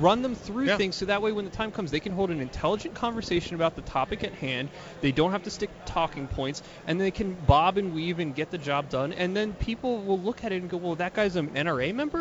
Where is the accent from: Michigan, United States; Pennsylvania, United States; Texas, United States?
Pennsylvania, United States; outside of Philadelphia; I grew up outside of Philadelphia